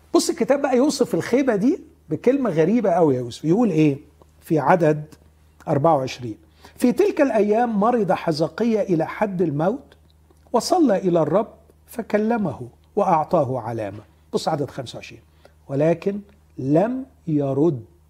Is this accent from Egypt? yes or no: yes; Egypt; احنا بنهرج كمصريين